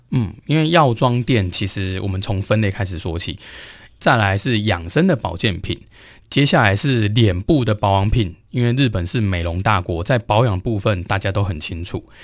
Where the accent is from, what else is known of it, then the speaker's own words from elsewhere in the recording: Taiwan; 我们台湾人